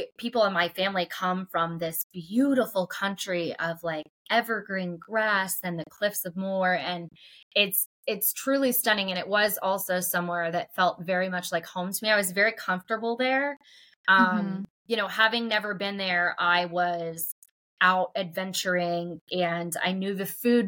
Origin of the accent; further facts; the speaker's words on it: Pittsburgh, Pennsylvania, United States; I'm from Pittsburgh